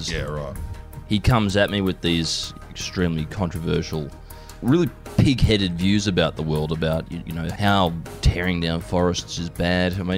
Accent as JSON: {"language": "English", "country": "Hong Kong", "tie": "born or raised there", "said": "And I was raised in Hong Kong where it was legal."}